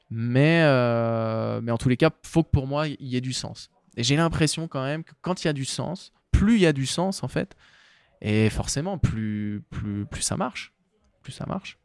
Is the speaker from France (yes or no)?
yes; Chamonix, Auvergne-Rhône-Alpes, France; je suis né, j'ai grandi à Chamonix